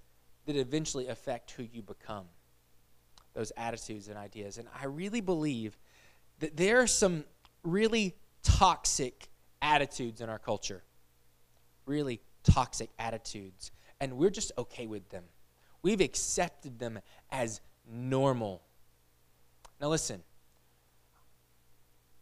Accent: United States; I'm American

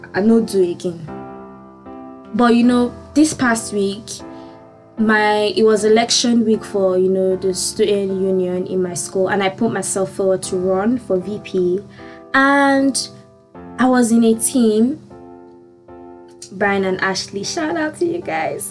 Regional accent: Nigeria; moved away as an adult; I'm from Nigeria.

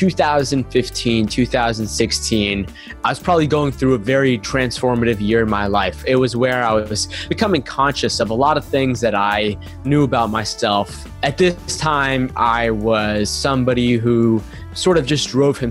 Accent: United States; growing up in America

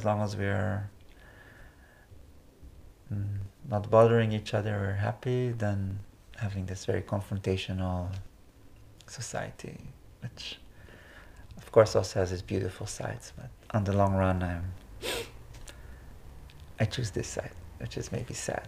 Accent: Israel; moved away as an adult; now in Netherlands; my leaving Israel, or my coming to Netherlands. Maybe this transition from saying goodbye to my home country

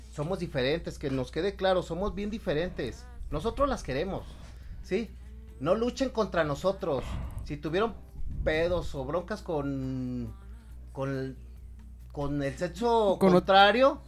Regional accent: Mexico; yo soy mexicano

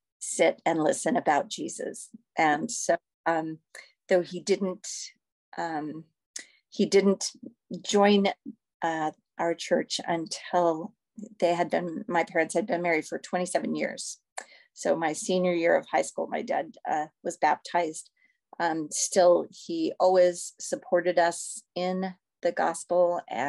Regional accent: California, United States; born there; also born or lived in Missouri / Idaho / Florida / Taipei; I was born in California, and we lived in Missouri, and we lived in Idaho, and we lived in Florida, and we lived in Taipei, Taiwan.

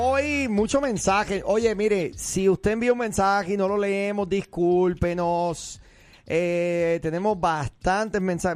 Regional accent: Puerto Rico; moved away; soy un puertorriqueño

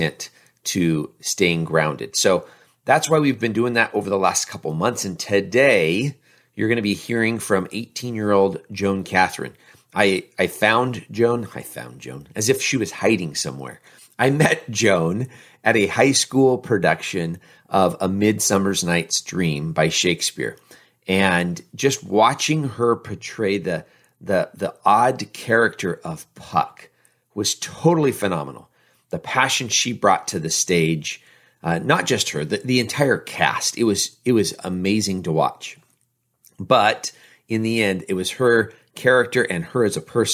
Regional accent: Tri-Cities, Washington, United States; the same area where I grew up here in the Tri-Cities

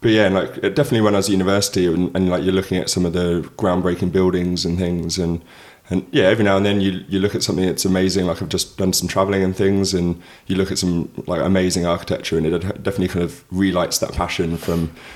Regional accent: Hertfordshire, East of England, United Kingdom; moved away as an adult; now in Melbourne, Australia; I'm from England, from Hertfordshire in the UK, but I've been in Melbourne for nearly 6 years

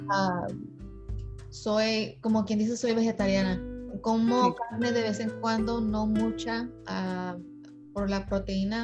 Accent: California, United States; also born or lived in Mexico; nací en ah, México, pero crecí en California desde los tres años.

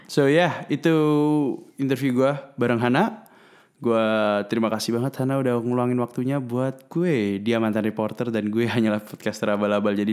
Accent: Bandung, West Java, Indonesia; so ya yeah, uh, gue dari Bandung uh, eh, gue dari kan teman gue

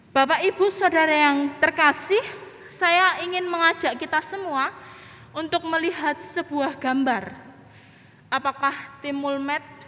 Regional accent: Indonesia; negara kami Indonesia

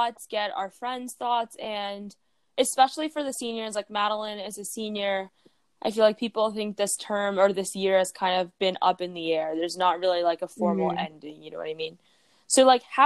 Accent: Houston, Texas, United States; I'm from Houston, Texas

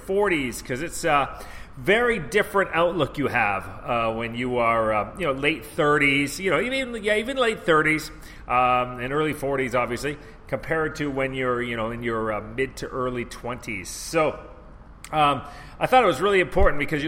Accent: Canada; moved away as an adult; also born or lived in Vancouver; I'm from Canada

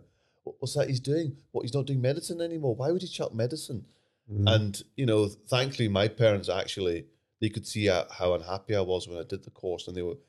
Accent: Glasgow, Scotland, United Kingdom; And for me, it was growing up in the Sikh community, and it's quite small in Glasgow, and you did feel that you're under the microscope.

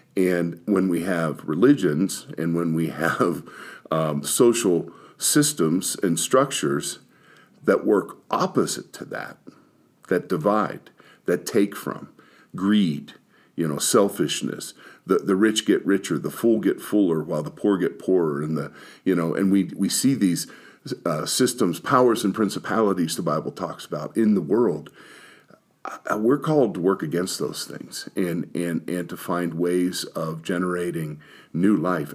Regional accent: Pittsburgh, Pennsylvania, United States; I was born in Pittsburgh

